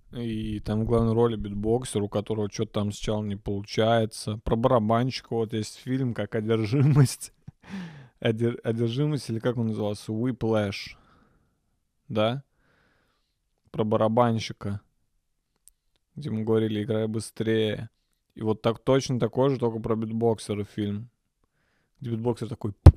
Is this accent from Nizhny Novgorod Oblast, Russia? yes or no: yes; Nizhny Novgorod, Nizhny Novgorod Oblast, Russia; я родился в Нижнем Новгороде